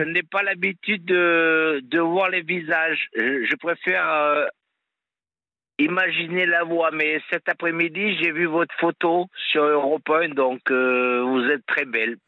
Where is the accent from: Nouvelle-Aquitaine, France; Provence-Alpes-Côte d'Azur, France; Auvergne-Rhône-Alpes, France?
Auvergne-Rhône-Alpes, France; moved away; also born or lived in Montpellier area; je suis auvergnat, donc j'ai grandi euh, avec, à la, avec des copains, des copines à la ferme